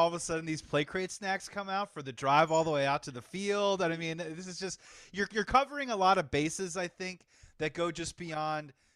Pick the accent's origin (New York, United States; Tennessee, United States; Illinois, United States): Illinois, United States; Chicago; growing up in Chicago in the wintertime